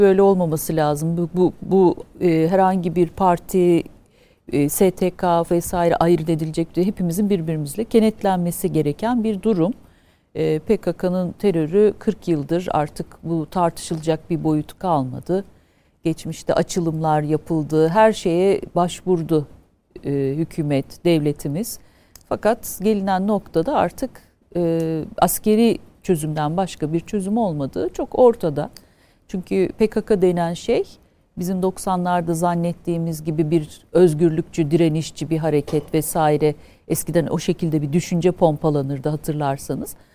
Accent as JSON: {"language": "Turkish", "region": "Afyonkarahisar", "country": "Turkey", "said": "Biz Afyonluyuz"}